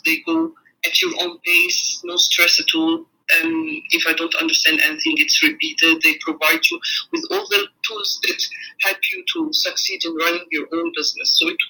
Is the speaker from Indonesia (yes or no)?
no; New Zealand; moved away as an adult; now in Melbourne, Australia; We have moved to Melbourne 2 years ago. We come from New Zealand. My husband and I own two businesses in New Zealand, one of which was a franchise